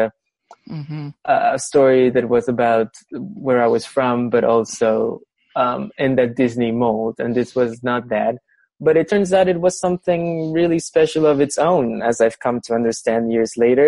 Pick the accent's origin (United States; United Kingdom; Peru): Peru; I'm from Peru